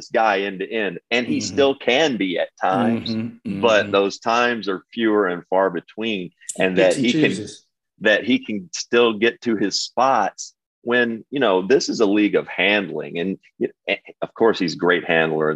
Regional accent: Kentucky, United States; now in Brooklyn, United States; I grew up in Kentucky, not too far away. And now I'm in Brooklyn

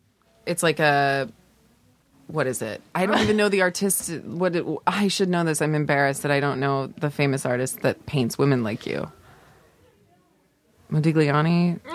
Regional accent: Los Angeles, California, United States; I grew up in Los Angeles.

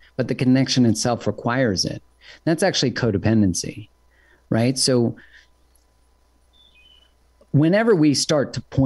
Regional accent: Canada; I'm from Canada

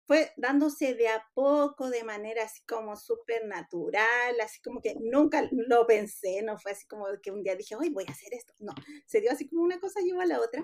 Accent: La Serena, Coquimbo, Chile; yo soy de La Serena

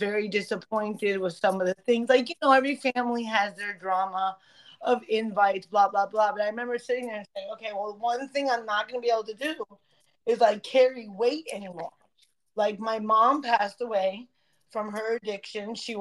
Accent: Broward, Florida, United States; the park where we grew up in Broward

